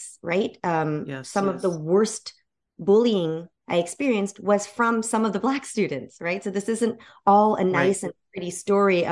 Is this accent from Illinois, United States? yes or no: yes; Evanston, Illinois, United States; I similarly grew up in a largely Black neighborhood right outside of Chicago. The first suburb outside